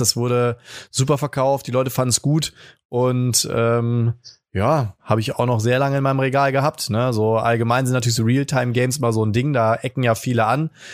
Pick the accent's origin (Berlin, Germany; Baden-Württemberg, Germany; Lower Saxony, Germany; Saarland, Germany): Baden-Württemberg, Germany; Friedrichshafen; accent: Swabian; moved away; Ich bin ja geborener Schwabe, wie man hört. Ich komme ja aus dem Ländle und äh, geboren, äh, ich äh, waschechter Häfler, ja, Bodensee, Friedrichshafen, da komme ich von weg